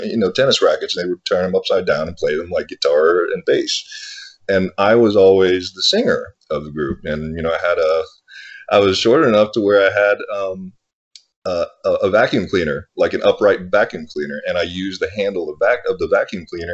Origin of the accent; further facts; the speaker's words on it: Dallas, Texas, United States; also born or lived in Thailand; I was born in Thailand. Yeah. My family and I immigrated to the States in the late 70s, and we settled in Dallas, Texas.